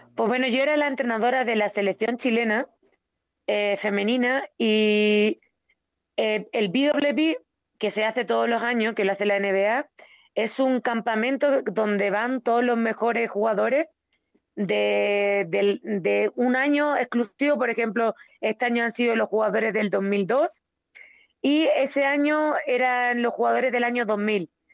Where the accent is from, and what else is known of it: Extremadura, Spain; moved away as an adult; now in Mexico